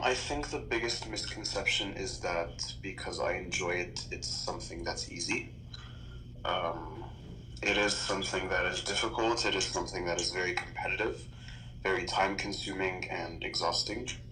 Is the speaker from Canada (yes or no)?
yes; Toronto, Ontario, Canada; also born or lived in Texas; I was born in Toronto, raised in Toronto, um, lived in Texas for, for a little bit, and came back to study.